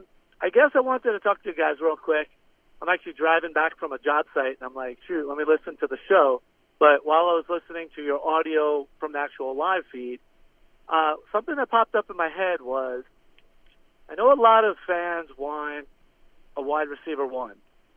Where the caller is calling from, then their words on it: Florida Keys, Florida, United States; Florida Keys.